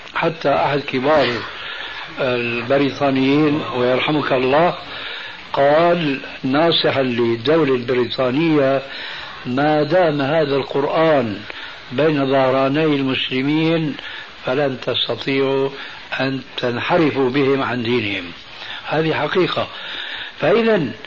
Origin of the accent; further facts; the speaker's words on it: Syria; عندنا في سوريا